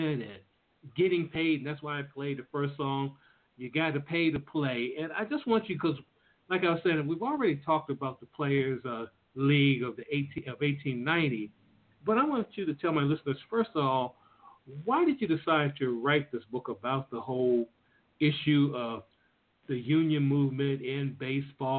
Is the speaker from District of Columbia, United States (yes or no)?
yes; Washington, District of Columbia, United States; I was from Washington, D.C.